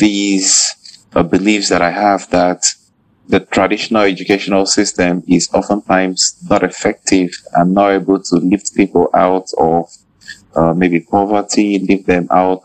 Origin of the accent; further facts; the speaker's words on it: Nigeria; I'm a Nigerian researcher and teacher